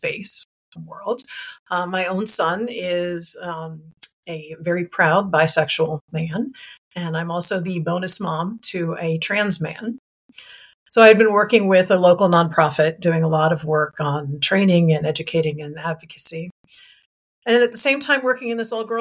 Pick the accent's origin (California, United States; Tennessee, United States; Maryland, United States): Maryland, United States; Montgomery County; also born or lived in Wilmington, Delaware; I moved back to Montgomery County, Maryland, which was my hometown